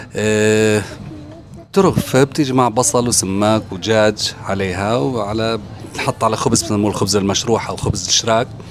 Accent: Jordan; moved away; عندنا في الاردن

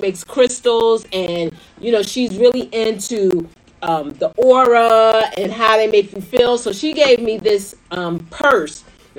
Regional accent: Philadelphia, Pennsylvania, United States; my hometown, Philadelphia.

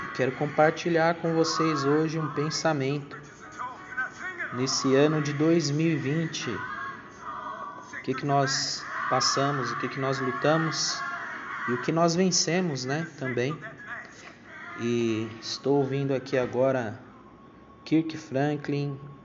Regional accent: Brazil; nós, como, como brasileiros

